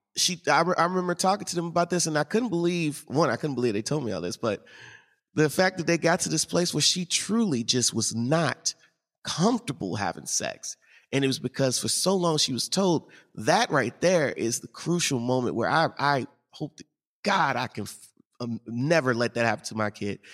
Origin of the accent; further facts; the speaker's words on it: St. Louis, Missouri, United States; I grew up in Saint Louis